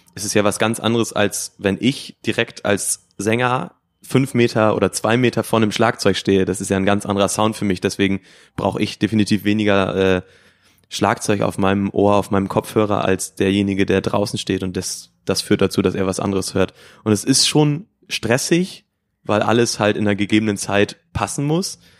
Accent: Emsland, Lower Saxony, Germany; wir kommen aus dem Emsland, sind vier Freunde, die sich quasi aus dem Kindergarten schon kennen

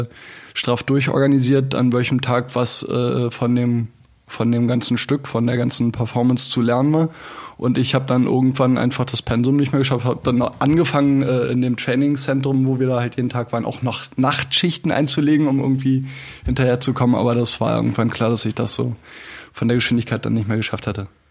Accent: Selent, Schleswig-Holstein, Germany; moved away as an adult; also born or lived in Spandau, Berlin; now in Berlin, Germany; Ich bin da geboren im Waldkrankenhaus und äh, bin dann aber an der, äh, an Ostsee oben aufgewachsen zwischen Kiel und Plön

